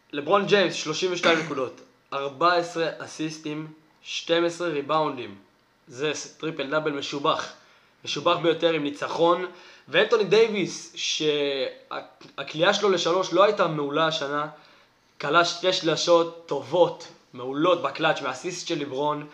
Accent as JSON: {"language": "Hebrew", "country": "Israel", "said": "אני ישראלי"}